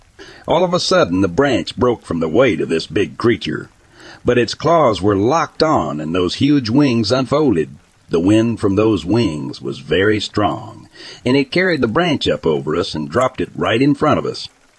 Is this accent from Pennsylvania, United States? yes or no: yes; Clearfield, Pennsylvania, United States; I'm from Clearfield, Pennsylvania. My friend and I used to go to a local train bridge down from the VFW and hang out at night.